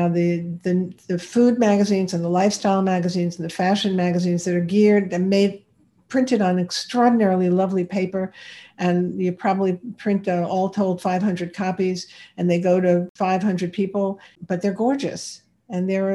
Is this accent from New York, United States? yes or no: yes; New York, United States; I'm a New Yorker